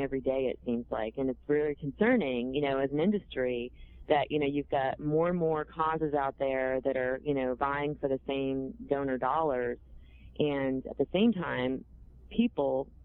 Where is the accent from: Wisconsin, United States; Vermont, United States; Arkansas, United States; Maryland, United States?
Vermont, United States; I'm from Vermont. We don't talk like that.